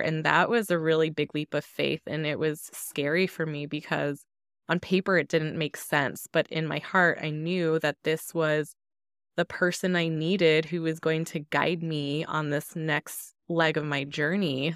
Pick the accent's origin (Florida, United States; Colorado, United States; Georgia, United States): Colorado, United States; Denver; growing up in Denver, my neighborhood and my schools were all largely Hispanic